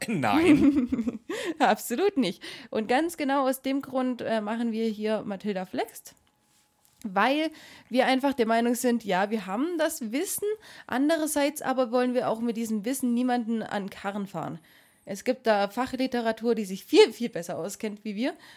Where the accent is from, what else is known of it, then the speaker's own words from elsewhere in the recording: Swabia, Germany; ich komme nicht aus Schleswig-Holstein, aber wir Schwaben